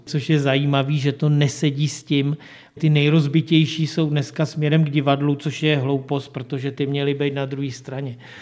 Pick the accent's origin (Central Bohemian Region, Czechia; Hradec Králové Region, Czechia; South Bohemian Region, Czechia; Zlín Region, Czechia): South Bohemian Region, Czechia; České Budějovice; já jsem se už narodil v Budějovicích